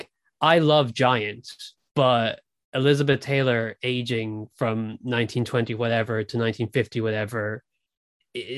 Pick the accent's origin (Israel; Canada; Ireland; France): Ireland; also born or lived in Britain; now in United Kingdom; I grew up in Ireland. I live in Britain.